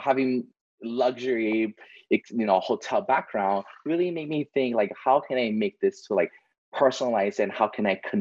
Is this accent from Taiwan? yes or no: yes; Taipei, Taiwan; also born or lived in Vancouver, Canada / Las Vegas, United States; now in Oahu, Hawaii, United States; I grew up, born and raised in Taiwan, you know, and then kind of grew up in Vancouver, Canada.